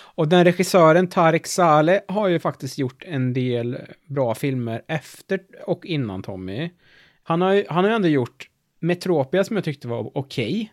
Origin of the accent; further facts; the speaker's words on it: Värmland, Sweden; Vi är ju från Värmland